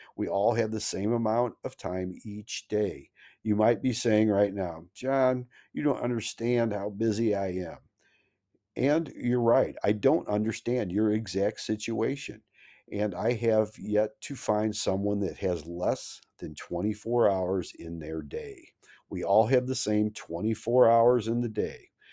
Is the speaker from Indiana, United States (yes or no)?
no; Missouri, United States; I'm from Missouri, the Show Me State.